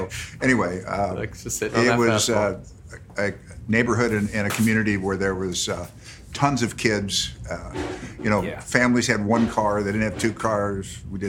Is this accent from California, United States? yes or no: yes; Los Angeles, California, United States; I grew up on Lower Bienvenida, and spent my whole life in the Palisades. And never, that's the only place I've ever lived.